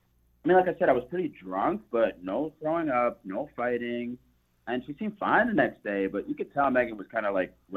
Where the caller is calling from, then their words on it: Hampton, United States; I'm …, and I'm calling from Hampton.